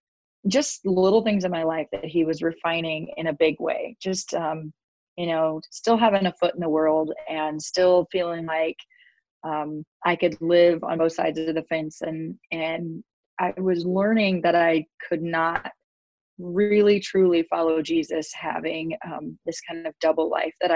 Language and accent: English; Kearney, Nebraska, United States; my hometown here in Kearney